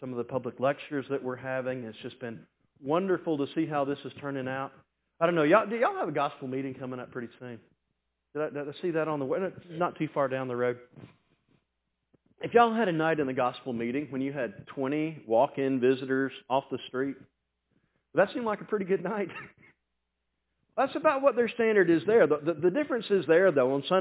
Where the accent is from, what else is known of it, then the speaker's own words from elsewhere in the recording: the South, United States; I'm from the South